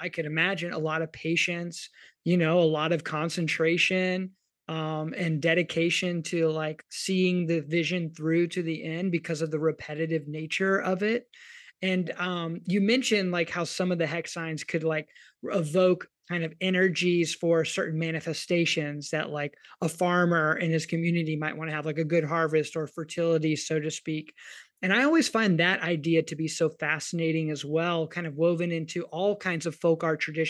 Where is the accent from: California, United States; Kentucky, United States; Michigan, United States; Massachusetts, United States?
Kentucky, United States; I'm from Kentucky.